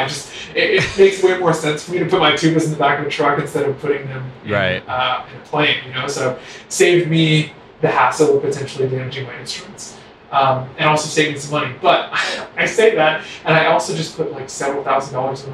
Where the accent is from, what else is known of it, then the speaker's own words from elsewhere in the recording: Windsor, Ontario, Canada; moved away as an adult; also born or lived in London, Ontario / Michigan; So I'm from Canada originally. From a sort of small town called Windsor, which is the border city of Detroit